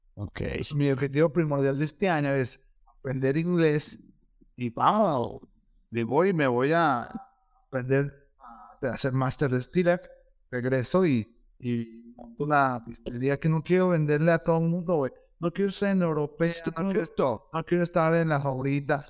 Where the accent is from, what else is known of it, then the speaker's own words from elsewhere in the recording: León, Guanajuato, Mexico; yo soy del León